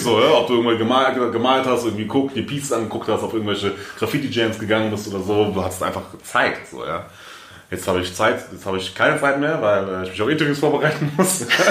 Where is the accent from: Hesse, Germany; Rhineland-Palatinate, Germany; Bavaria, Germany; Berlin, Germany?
Hesse, Germany; Frankfurt; Ich bin aufgewachsen in Frankfurt, bin geboren in Frankfurt